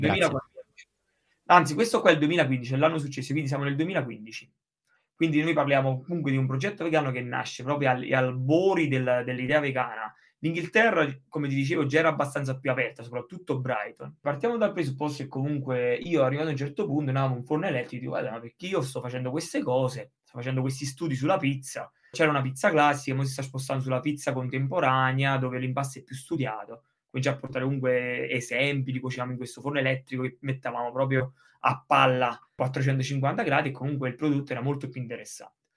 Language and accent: Italian; Sessa Aurunca, Campania, Italy; moved away as an adult; now in England; io sono appunto di Sessa Olunca, una cittadina della provincia di Caserta